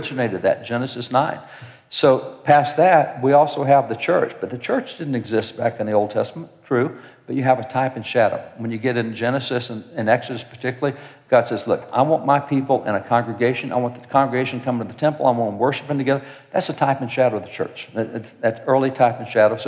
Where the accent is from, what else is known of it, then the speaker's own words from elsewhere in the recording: Texas, United States; I'm a cowboy from Texas. I live out on a ranch